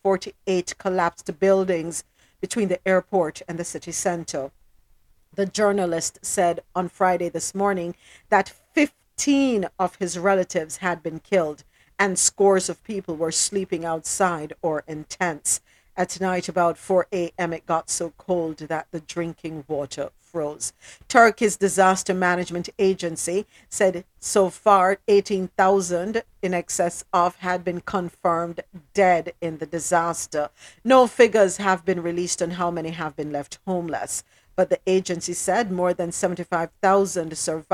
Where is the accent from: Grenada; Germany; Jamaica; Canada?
Jamaica; my country, my home country, Jamaica.